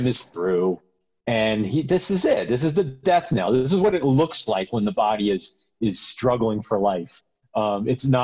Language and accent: English; United States; now in Seattle, United States; as an American